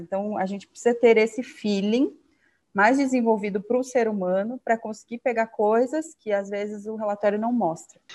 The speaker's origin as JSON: {"language": "Portuguese", "town": "Curitiba", "region": "Paraná", "country": "Brazil", "tie": "born or raised there", "also_born_or_lived": "Rio Branco, Acre", "said": "eu moro em Curitiba já tem, ai, próximo, vai fazer quase 30 anos já, mas eu sou do Acre, de Rio Branco, da capital cresci aqui"}